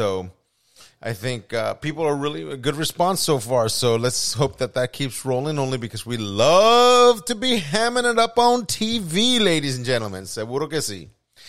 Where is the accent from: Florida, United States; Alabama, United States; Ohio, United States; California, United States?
California, United States; also born or lived in Puerto Rico; growing up in California and Puerto Rico, you know, the music in the kitchens were always dominated by or rancheras, or buena salsa, or merengue